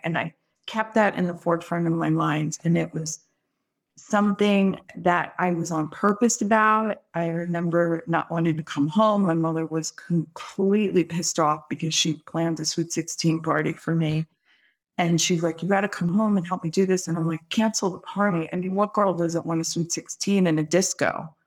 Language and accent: English; Brooklyn, New York, United States; moved away; also born or lived in California; I'm from Brooklyn